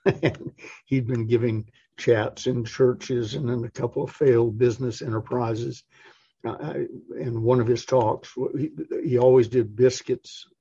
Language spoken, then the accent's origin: English; Atlanta, Georgia, United States; also born or lived in Massachusetts / California; I was born in Massachusetts, spent part of my life in California, and then sort of grew up in Atlanta